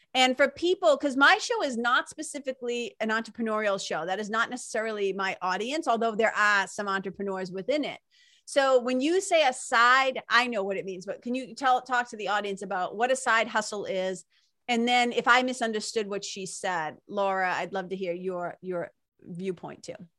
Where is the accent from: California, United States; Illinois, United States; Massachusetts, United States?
Massachusetts, United States; Lawrence; when I was a kid growing up, where I grew up in Lawrence, Mass, Boston, Massachusetts